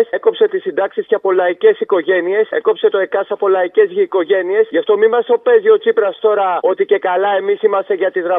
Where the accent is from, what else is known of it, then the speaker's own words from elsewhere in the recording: Nea Ionia, Attica, Greece; Εγώ είμαι ένα τύπο που πεθαίνω για τη Νέα Ιωνία, κυριολεκτικά πεθαίνω για την πόλη μου.